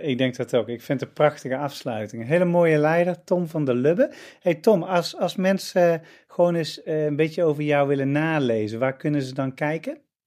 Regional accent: Netherlands; Wij als Nederlanders

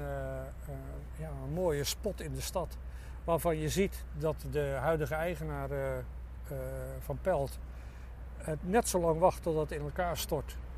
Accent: Zwijndrecht, South Holland, Netherlands; also born or lived in Alblasserdam; now in Dordrecht, Netherlands; In Zwijndrecht, nee, in Zwijndrecht, daar kwam ik vandaan. Ik ben geboren in Alblasserdam.

